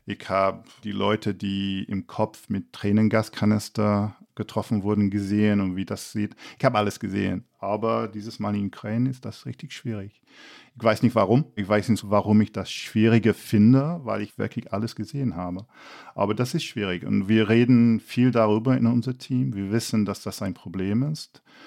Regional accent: England, United Kingdom; als Engländer

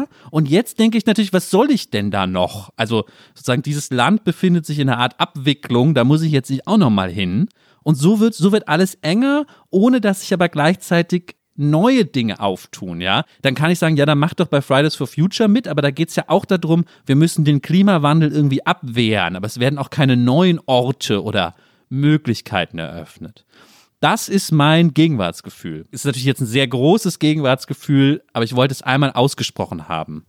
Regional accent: Germany; ich als Deutscher

